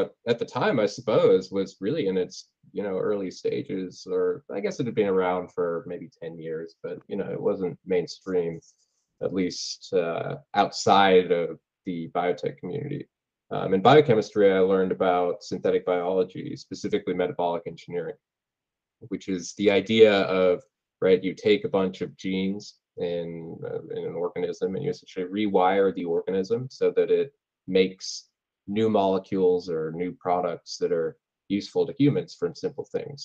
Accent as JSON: {"language": "English", "town": "Chicago", "region": "Illinois", "country": "United States", "tie": "born or raised there", "also_born_or_lived": "United Kingdom / St. Louis, Missouri", "said": "I grew up in Chicago. I actually started out in the UK, funnily enough. Moved to Chicago when I was 6. I grew up in Chicago."}